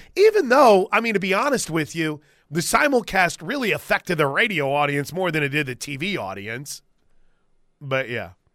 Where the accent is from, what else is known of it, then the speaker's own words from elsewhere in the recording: the South, Southern United States, United States; accent: Southern; my Southern accent